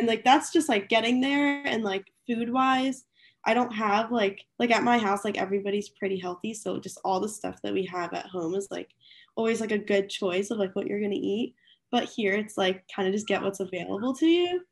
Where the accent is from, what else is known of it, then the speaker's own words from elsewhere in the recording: outside of Philadelphia, Pennsylvania, United States; moved away as an adult; now in Greenville, United States; I'm from, like, a little bit outside of Philly